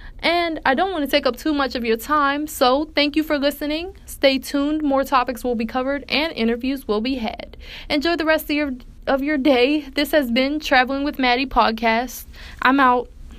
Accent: Pittsburgh, Pennsylvania, United States; I was born and raised in Pittsburgh, Pennsylvania, and started traveling at a very young age with my family.

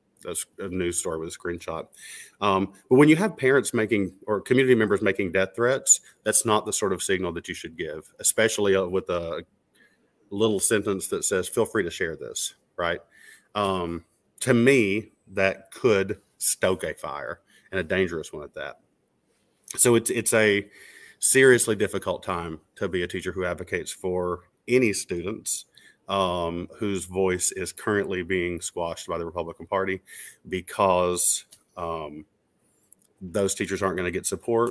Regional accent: Mount Sterling, Kentucky, United States; my hometown in Mount Sterling

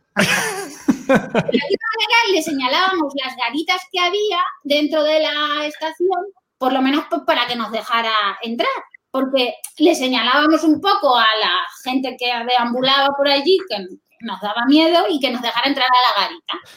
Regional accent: Cáceres, Extremadura, Spain; now in Madrid, Spain; Eh, de Cáceres, pero estoy en Madrid

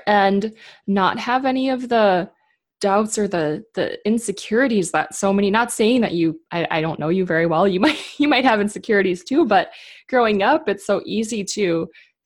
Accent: Minnesota, United States; accent: Minnesotan; the Minnesotan, like me.

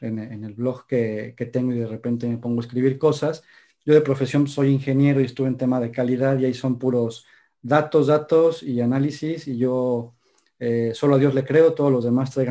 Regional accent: Puebla, Mexico; Oye, Puebla, es que yo soy poblano, Mr. Este René. ¿Perdona? Creo que yo soy poblano, René. ¿Qué dices de Puebla?

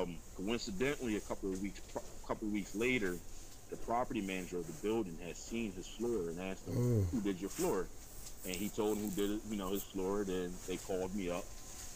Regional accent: Philadelphia, Pennsylvania, United States; I'm originally from South Philadelphia, now reside up in the Germantown area of the city

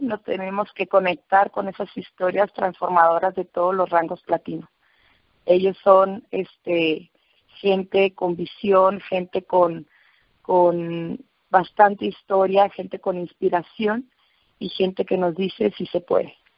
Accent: Autlán, Jalisco, Mexico; Utlán, Jalisco, de donde soy eh, nativa

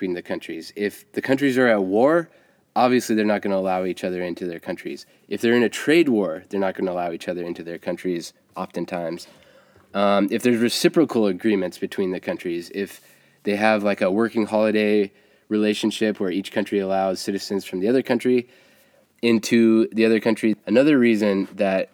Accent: United States; as an American

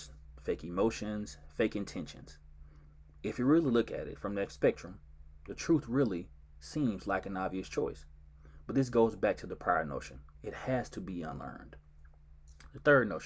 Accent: Georgetown, Mississippi, United States; now in Dallas, United States; I was born and raised in Georgetown, Mississippi

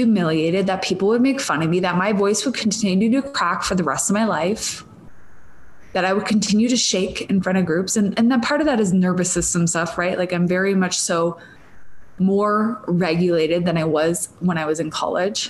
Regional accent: Minnesota, United States; accent: Minnesotan; moved away; I'm Minnesotan, for those of you that don't know, or from Minnesota originally

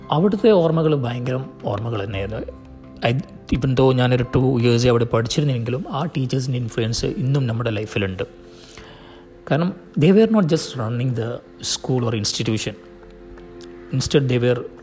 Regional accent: Thalassery, Kerala, India; ഞാൻ തലശ്ശേരിക്കാരനാണ്

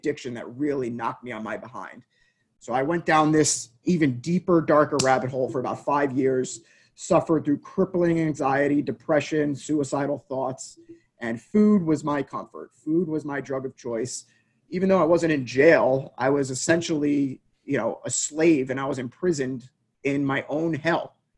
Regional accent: United States; Grew up 25 miles outside of New York City in essentially the perfect family upbringing

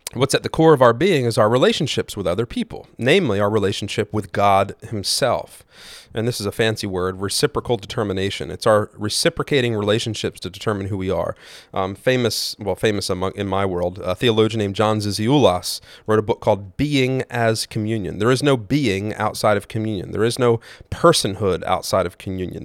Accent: United States; I am an American white male of a middle class income

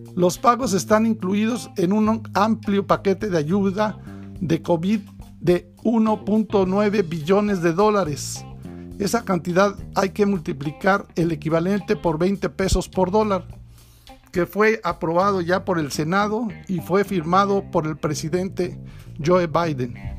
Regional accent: Mexico

